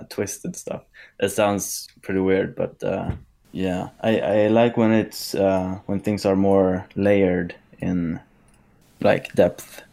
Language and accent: English; Sweden; born and raised in Sweden